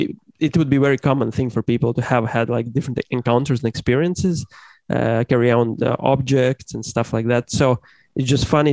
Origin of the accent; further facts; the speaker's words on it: the Bible Belt, United States; I come from the Bible Belt, evangelical circles.